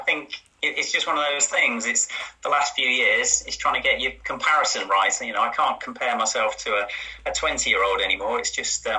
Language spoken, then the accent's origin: English; Yorkshire and the Humber, United Kingdom; also born or lived in Cambridge; I was born in Cambridge, and my mum and dad moved up to sort of Yorkshire when I was for secondary school age